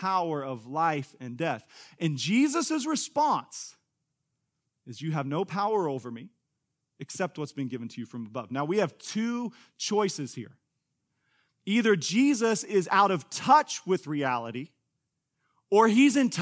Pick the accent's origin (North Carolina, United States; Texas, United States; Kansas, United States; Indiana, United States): Kansas, United States; now in Tulsa, United States; Angie and I grew up in Kansas